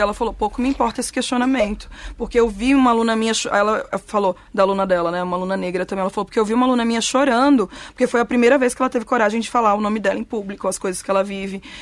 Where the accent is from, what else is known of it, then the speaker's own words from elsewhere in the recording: Cuiabá, Mato Grosso, Brazil; moved away; eu sou de Cuiabá